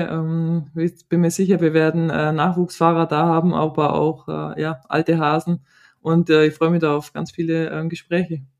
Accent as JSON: {"language": "German", "region": "Bavaria", "country": "Germany", "tie": "born or raised there", "said": "Aufgewachsen im Allgäu und noch immer fest dort verwurzelt, ist mir der Kreis meiner Familie heilig."}